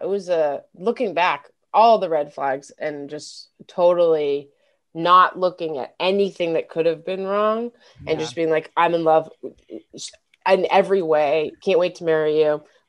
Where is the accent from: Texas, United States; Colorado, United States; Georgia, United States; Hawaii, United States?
Colorado, United States; Denver; moved away; I'm from Denver.